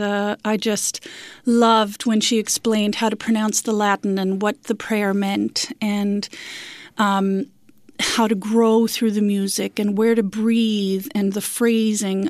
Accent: Corner Brook, Newfoundland and Labrador, Canada; also born or lived in St. John's, Newfoundland and Labrador; They raised my siblings and I in beautiful Corner Brook on the West Coast

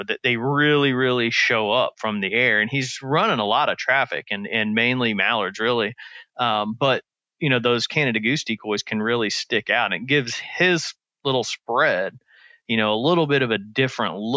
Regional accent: Midwest, United States; now in the South, United States; growing up in the Midwest and then moving down here in the South

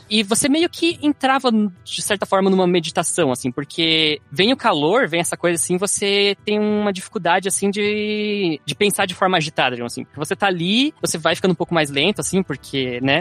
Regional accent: Garuva, Santa Catarina, Brazil; meu pai criou um lugar em Garuva ali, que é, que é onde eu meio que cresci ali no Monte Cristo

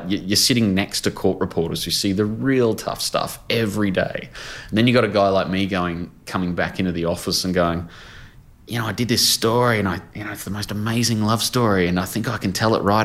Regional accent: Brisbane, Queensland, Australia; my hometown

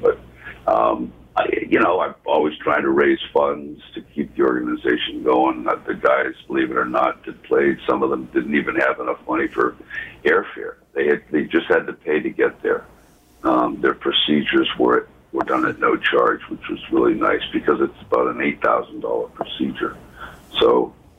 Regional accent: United States; being an American and playing in the NHL

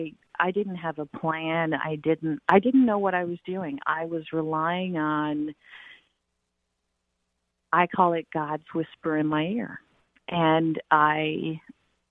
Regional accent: Newfoundland and Labrador, Canada; I grew up on an island in the North Atlantic

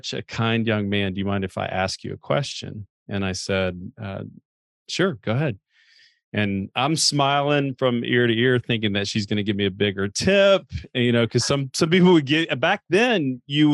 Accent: Chattanooga, Tennessee, United States; I had grown up actually going to church. You know, I'm from Chattanooga, and had grown up going to church every, you know, Sunday morning

